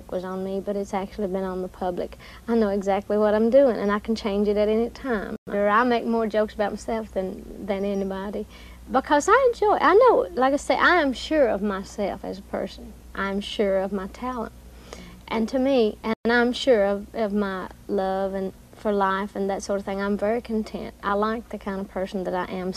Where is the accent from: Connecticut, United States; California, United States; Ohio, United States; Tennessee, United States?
Tennessee, United States; Sevierville; I was born on January the 19th in 1946 in Sevier County. It's Sevierville, Tennessee